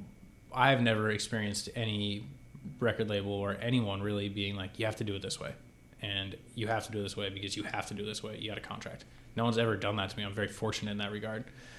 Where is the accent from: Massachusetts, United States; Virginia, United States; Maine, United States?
Massachusetts, United States; Boston; I grew up in the Boston area